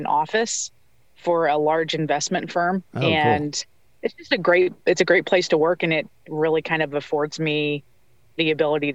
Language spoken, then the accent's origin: English; outside of St. Louis, Missouri, United States; I'm from the Midwest, outside of St. Louis